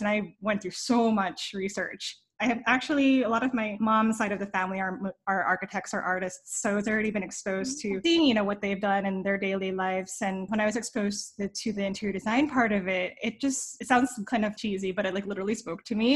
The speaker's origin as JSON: {"language": "English", "region": "New Jersey", "country": "United States", "tie": "born or raised there", "also_born_or_lived": "New York City", "moved": "as an adult", "lives_now": "Los Angeles, United States", "said": "I was raised in New Jersey and I lived in New York for almost a decade"}